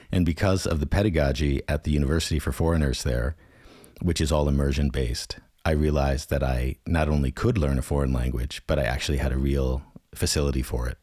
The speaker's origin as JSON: {"language": "English", "country": "United States", "accent": "American", "first_language": "English", "moved": "as an adult", "said": "the one skill I had that no one from the European Union had was an American accent in my native language."}